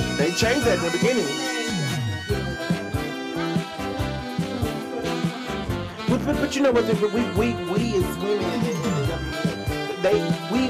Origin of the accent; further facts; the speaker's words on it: Dallas, Texas, United States; I'm from Dallas